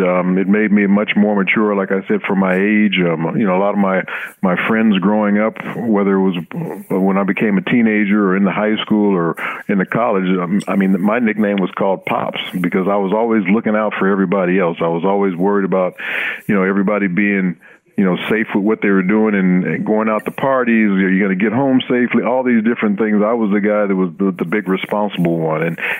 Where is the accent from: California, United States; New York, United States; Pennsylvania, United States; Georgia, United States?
California, United States; Los Angeles; You know, I grew up in Los Angeles, like you said. You know, we weren't very well off.